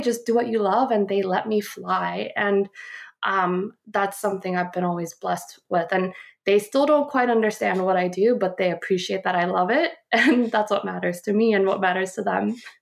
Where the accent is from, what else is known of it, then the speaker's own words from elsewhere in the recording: Guam; moved away as an adult; also born or lived in Seoul, South Korea / Warren, Ohio / Phoenix, Arizona; I grew up in Guam